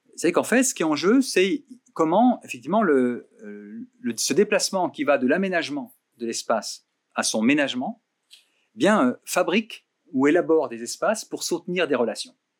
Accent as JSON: {"language": "French", "area": "Burgundy", "region": "Bourgogne-Franche-Comté", "country": "France", "said": "je viens de Bourgogne"}